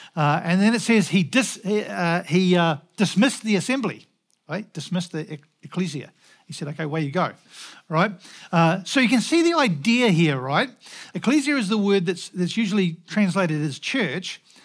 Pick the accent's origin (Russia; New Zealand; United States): New Zealand; moved away; also born or lived in Scotland; as a Kiwi